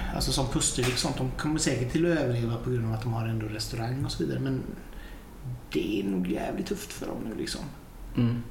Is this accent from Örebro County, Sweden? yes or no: no; Hunnebostrand, Västra Götaland, Sweden; now in Gothenburg, Sweden; jag är ju från Hunnebostrand från början